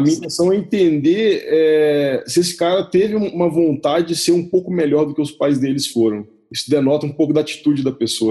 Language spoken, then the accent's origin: Portuguese; Belo Horizonte, Minas Gerais, Brazil; moved away as an adult; also born or lived in Maranhão / Liège, Belgium / Romania; now in Curitiba, Brazil; Sou mineiro de Belo Horizonte